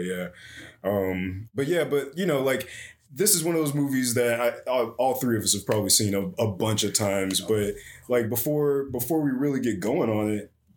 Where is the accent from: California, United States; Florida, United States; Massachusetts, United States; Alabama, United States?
Florida, United States; where we're from in the panhandle